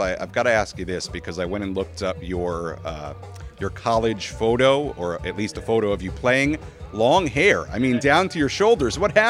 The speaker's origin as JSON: {"language": "English", "town": "Hewlett", "region": "New York", "country": "United States", "tie": "born or raised there", "said": "as a native New Yorker what my favorite pizzeria is, I always say Pizza Place in Hewlett, New York, right around where I grew up."}